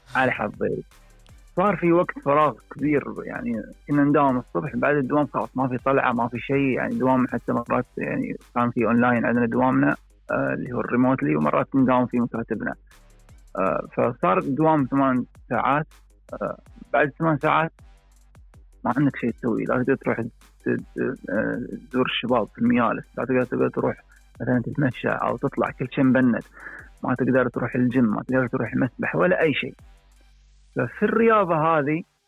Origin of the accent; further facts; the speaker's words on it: United Arab Emirates; من United Arab Emirates